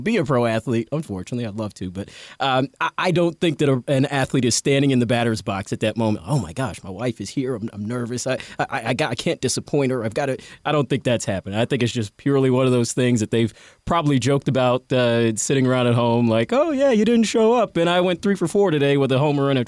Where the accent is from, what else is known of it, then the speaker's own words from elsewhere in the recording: Atlanta, Georgia, United States; I'm from Atlanta. I grew up a big Braves fan